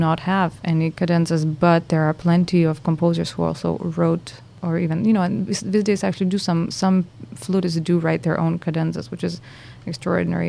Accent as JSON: {"language": "English", "country": "Lithuania", "moved": "yes", "lives_now": "Boston, United States", "said": "I'm from Lithuania."}